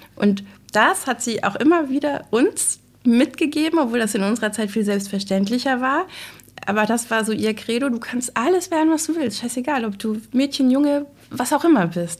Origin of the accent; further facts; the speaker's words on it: Glücksburg, Schleswig-Holstein, Germany; also born or lived in Flensburg; ich bin 1975 geboren und hier in Glücksburg aufgewachsen, zur Grundschule gegangen